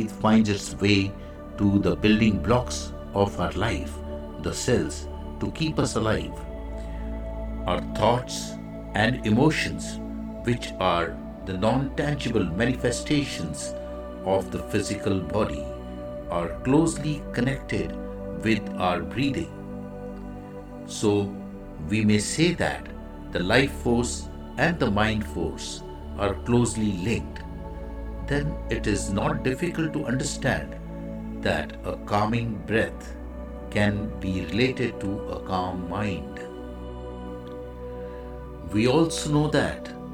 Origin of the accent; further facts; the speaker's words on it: India; I am the Indian monk.